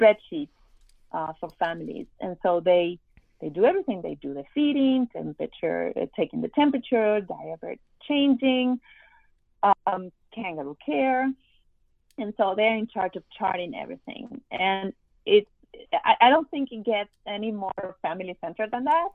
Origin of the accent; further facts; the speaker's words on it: Argentina; moved away as an adult; now in Miami, United States; I am from Argentina